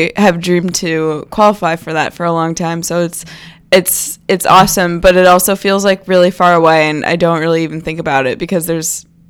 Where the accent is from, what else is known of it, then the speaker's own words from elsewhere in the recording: Manassas, Virginia, United States; also born or lived in Alaska / California; I've lived in Manassas, Virginia for a while. I was born in Alaska, moved to California, but I've spent a lot of time